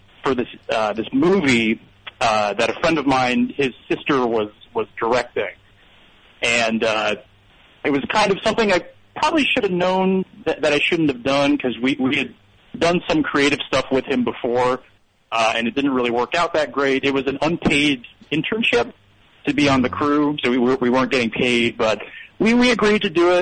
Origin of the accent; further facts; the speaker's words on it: Connecticut, United States; moved away; I grew up, or I'm originally from Connecticut